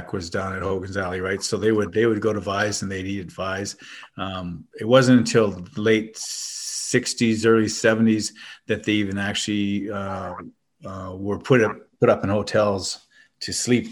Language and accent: English; Winnipeg, Manitoba, Canada; the sense of community that I grew up with in Winnipeg